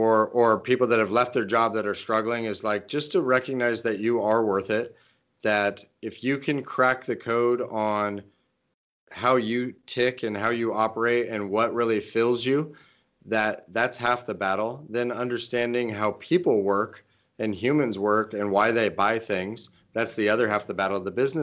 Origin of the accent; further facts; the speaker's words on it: Portland, Oregon, United States; I think it's going to be in my hometown area of Portland, mm-hmm. Oregon.